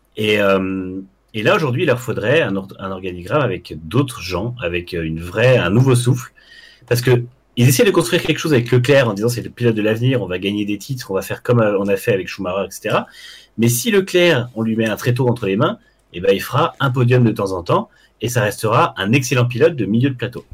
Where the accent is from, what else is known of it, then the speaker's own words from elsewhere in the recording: France; en tant que Français chauvin